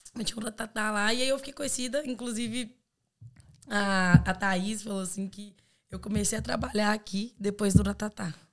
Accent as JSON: {"language": "Portuguese", "town": "Belo Horizonte", "region": "Minas Gerais", "country": "Brazil", "moved": "as an adult", "lives_now": "Ireland", "said": "sou de BH, Minas Gerais"}